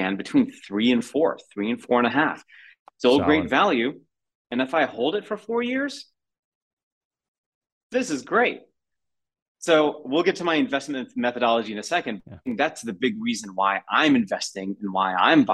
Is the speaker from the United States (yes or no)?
yes; United States; as an American